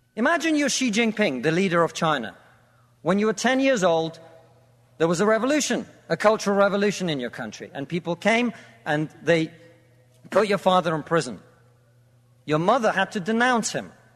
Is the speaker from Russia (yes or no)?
yes; Russia; now in United Kingdom